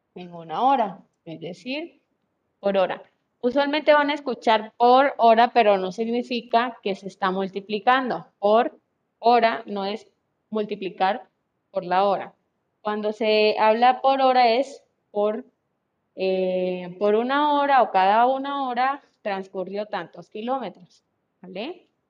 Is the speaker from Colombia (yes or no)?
yes; Colombia; now in Mexico; yo soy de Colombia